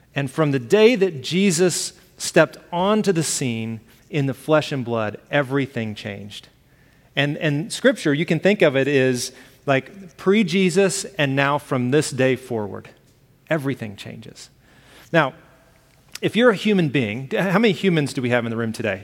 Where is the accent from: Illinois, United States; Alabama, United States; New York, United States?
Alabama, United States; I grew up in Alabama. I use the word y'all